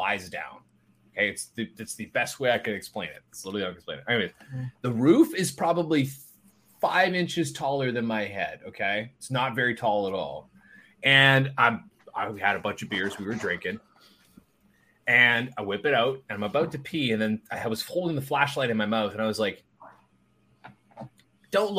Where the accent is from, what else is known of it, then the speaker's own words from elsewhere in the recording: Canada; I'm Canadian